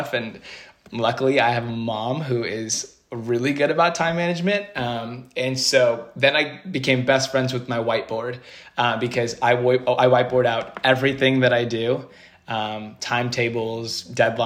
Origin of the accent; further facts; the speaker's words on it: Bay Area, California, United States; I'm from the Bay Area